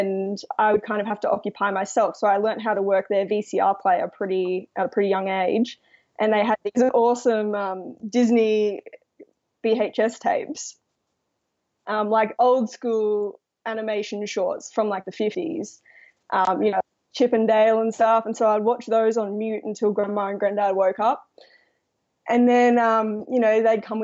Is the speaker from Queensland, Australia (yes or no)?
yes; Brisbane, Queensland, Australia; I was born in Brisbane, which is the capital